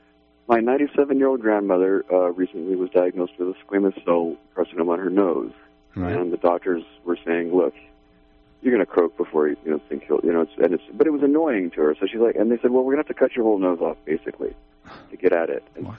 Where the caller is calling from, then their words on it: Redway, California, United States; Yeah, hi, I'm from Redway, California.